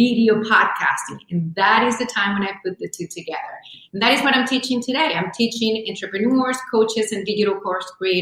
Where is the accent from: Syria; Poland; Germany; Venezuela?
Venezuela; now in United States; I come from Venezuela. I joke, I say, I have a tag back here that says made in Venezuela. Been here in the U.S. for over 24 years now